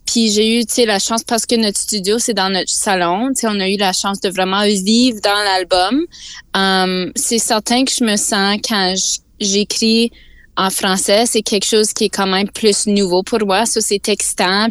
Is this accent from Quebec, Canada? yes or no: no; Sudbury, Ontario, Canada; j'ai grandi à Sudbury, on parle en français dans ma famille. Puis j'ai grandi vraiment dans la culture franco-ontarienne.